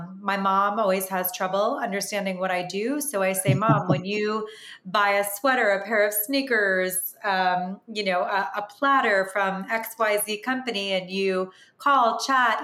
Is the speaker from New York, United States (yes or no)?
yes; Long Island, New York, United States; moved away as an adult; also born or lived in Washington, D.C.; I grew up in Long Island